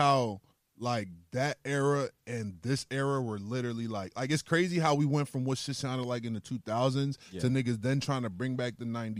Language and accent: English; Brooklyn, New York, United States; born there; New York for me, because like I was born in Brooklyn.